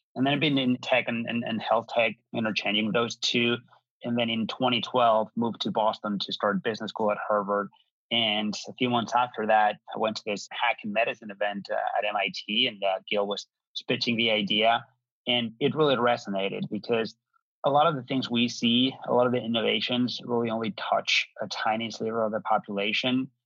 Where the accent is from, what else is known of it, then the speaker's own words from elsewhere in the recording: Madrid, Community of Madrid, Spain; moved away; I'm um, originally from Spain, born and raised in Madrid.